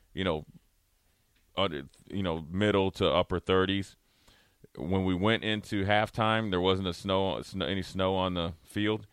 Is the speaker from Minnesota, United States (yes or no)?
yes; Minnesota, United States; moved away; also born or lived in Nebraska; growing up in Minnesota